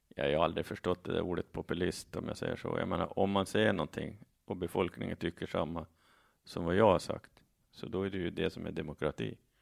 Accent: Saltvik, Åland Islands; now in Mariehamn, Åland; Från Saltvik. Där, där var jag med i kommunalpolitiken före jag flyttade till Mariehamn 2011.

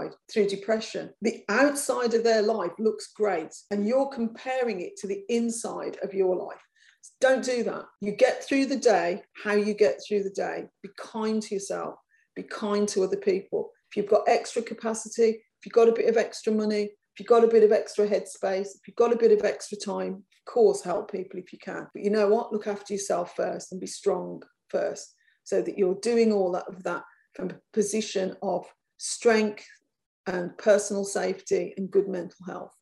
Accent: Birmingham, West Midlands, United Kingdom; accent: Brummy; I've got a Brummy accent and I come from Birmingham and I'm working class.

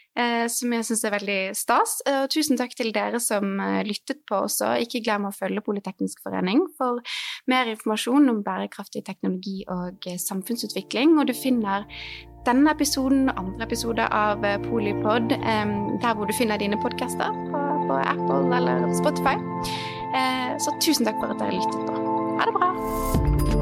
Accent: Norway; som nordmenn

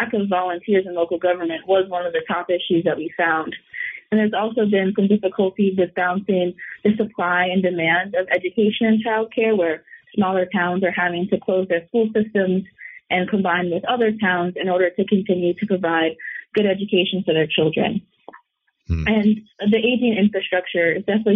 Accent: Virginia, United States; moved away as an adult; now in Vermont, United States; I'm from Virginia, and I live right outside Washington, D.C.

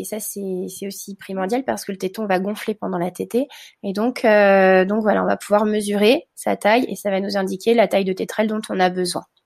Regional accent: France; comme chez nous en France

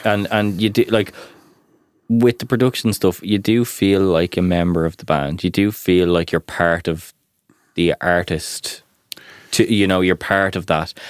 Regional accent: Ireland; as Irish people

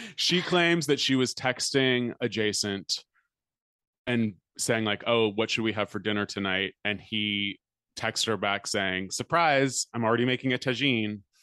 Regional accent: United States; being American

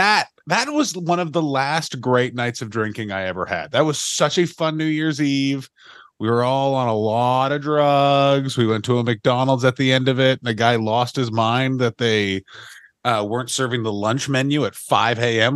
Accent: Ottawa, Ontario, Canada; my hometown of Ottawa

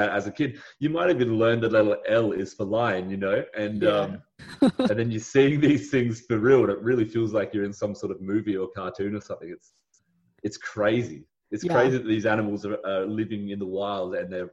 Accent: Australia; it's a massive privilege to live in Australia

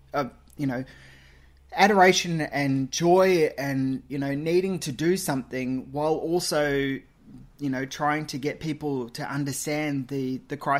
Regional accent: Queensland, Australia; also born or lived in Perth; I was born in Perth and grew up in Queensland

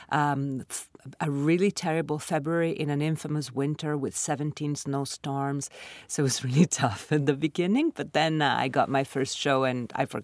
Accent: Milan, Lombardy, Italy; moved away as an adult; also born or lived in Sardinia; now in New York City, United States; I grew up in Milan, in Italy. I was born in Sardinia and I lived with my parents, you know, in different parts of Italy because of my father's job. But then Milan was their city and it's my city

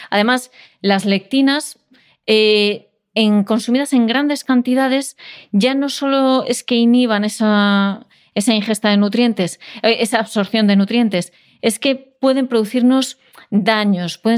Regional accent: Castile and León, Spain; yo como leonesa

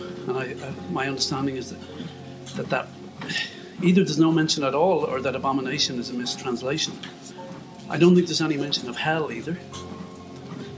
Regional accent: Ireland; as an Irish Catholic

